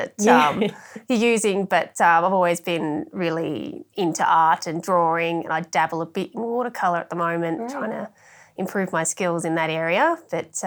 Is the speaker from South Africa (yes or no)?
no; Millthorpe, New South Wales, Australia; also born or lived in Wagga Wagga; now in Orange, Australia; I'm actually from Millthorpe originally